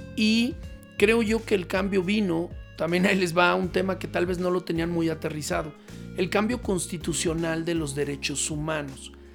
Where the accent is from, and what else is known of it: Mexico